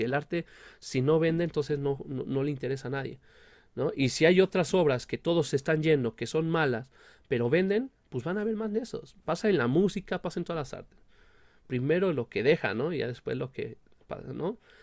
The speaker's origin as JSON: {"language": "Spanish", "country": "Mexico", "said": "nosotros como mexicanos"}